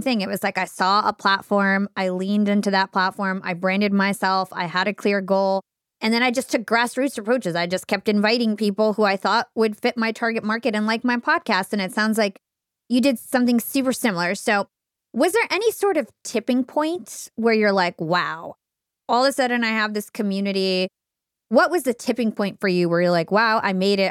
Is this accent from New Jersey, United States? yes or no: yes; New Jersey, United States; I'm from New Jersey